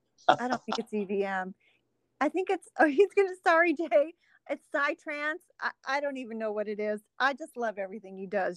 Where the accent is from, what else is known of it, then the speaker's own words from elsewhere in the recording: Northern California, United States; I'm from Northern California.